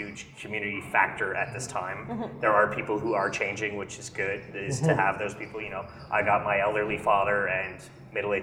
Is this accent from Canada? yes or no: yes; Montreal, Quebec, Canada; I'm from Verdun